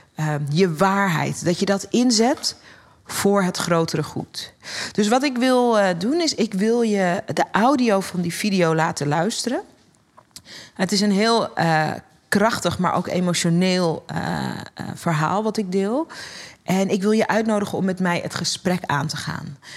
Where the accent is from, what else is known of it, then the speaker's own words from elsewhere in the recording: Netherlands; ik ben geen Amerikaan, ik ben geboren en getogen in Nederland.